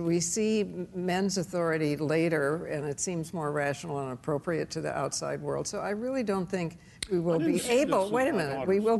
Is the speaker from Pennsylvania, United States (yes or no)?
no; New York, United States; moved away; Can I, as a New Yorker, yes. No longer a New Yorker, right?